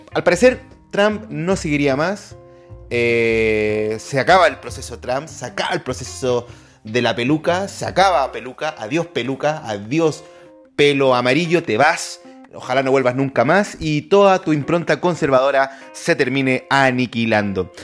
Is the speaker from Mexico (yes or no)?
no; Chile; nos avergüenzan como chilenos